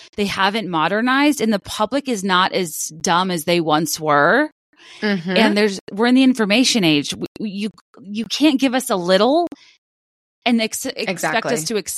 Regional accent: United States; as an American

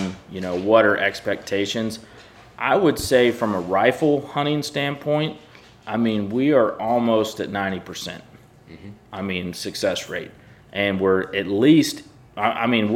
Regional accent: the Carolinas, United States; now in Missouri, United States; I grew up in the Carolinas and I've hunted over corn

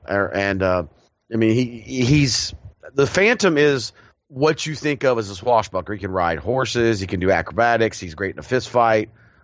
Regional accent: United Kingdom; I think if you find like families, being British, a lot of, you know, elite families, royalty, you know, nobility, they have those family mausoleums

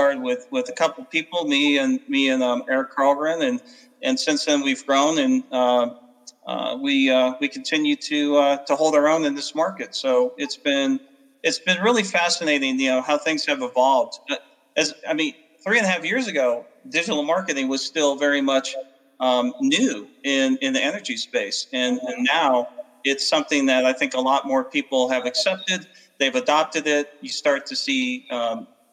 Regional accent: Arizona, United States; moved away; I didn't come from a oil state like a lot of people in the business. I came from Arizona

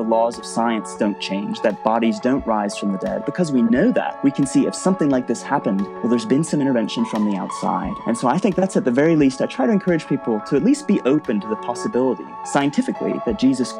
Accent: Washington, District of Columbia, United States; So I grew up in the States, actually in the Washington, D.C. area. And I grew up in a Christian family, going to church pretty much every Sunday.

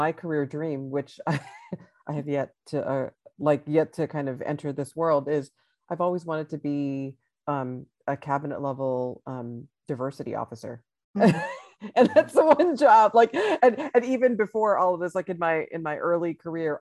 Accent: Texas, United States; I'm from Texas. I'm in Austin, Texas right now

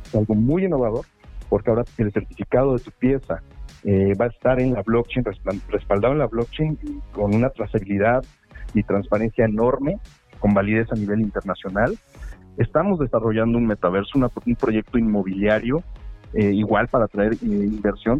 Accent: Puebla, Mexico; also born or lived in Mexico City; Yo, yo llevo toda mi vida viviendo en Puebla, pero nací en Ciudad de México.

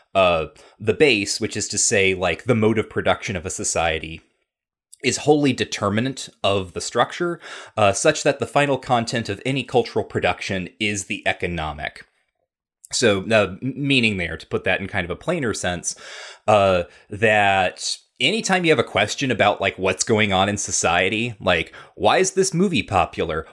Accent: United States; I'm an American.

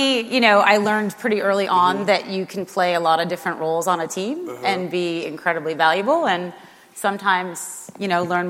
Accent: Boston, Massachusetts, United States; moved away; I grew up on the East Coast in Boston

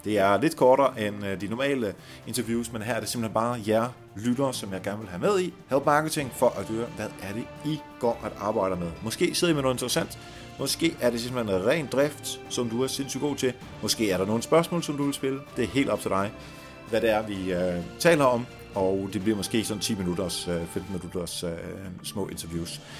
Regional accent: Denmark; jeg er fra Jylland

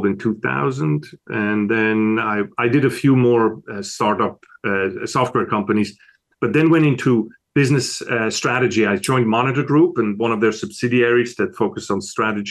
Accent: Switzerland; moved away as an adult; also born or lived in Italy; now in United States; As you can tell from my accent, I wasn't born in America. I was born over in Switzerland, in Europe.

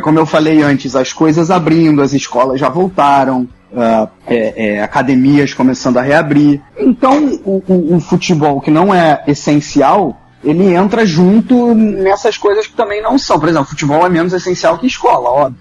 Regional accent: Brazil; now in Duisburg, Germany; quando a gente é brasileiro

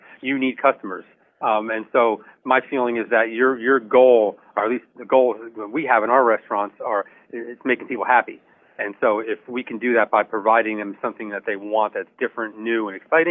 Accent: New Jersey, United States; I'm from New Jersey

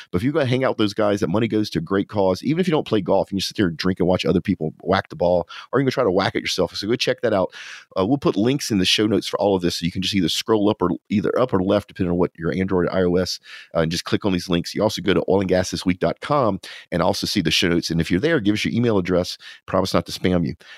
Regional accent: Louisiana, United States; now in Texas, United States; because I'm from Louisiana

